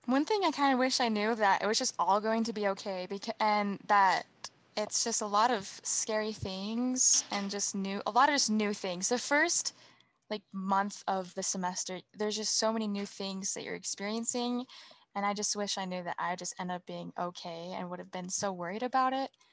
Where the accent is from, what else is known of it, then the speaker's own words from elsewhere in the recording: Woods Cross, Utah, United States; my hometown is Woods Cross, Utah